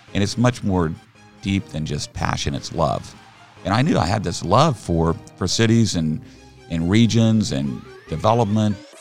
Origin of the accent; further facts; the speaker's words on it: Oklahoma City, Oklahoma, United States; also born or lived in Salt Lake City, Utah; now in Overland Park, United States; I grew up down in Oklahoma. I, uh, in Oklahoma City